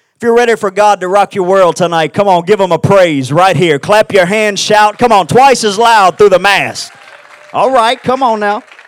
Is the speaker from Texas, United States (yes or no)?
yes; Houston, Texas, United States; I'm from Houston, Texas.